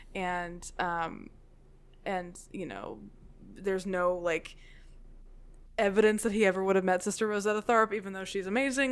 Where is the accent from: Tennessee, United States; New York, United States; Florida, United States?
Tennessee, United States; Memphis; I'm from Memphis